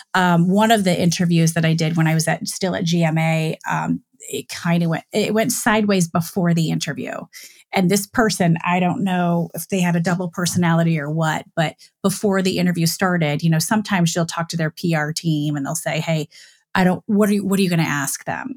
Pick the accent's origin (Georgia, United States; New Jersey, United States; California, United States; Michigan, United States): Michigan, United States; moved away as an adult; also born or lived in Dayton, Ohio / Cincinnati, Ohio / Chicago / New York; I grew up in Michigan.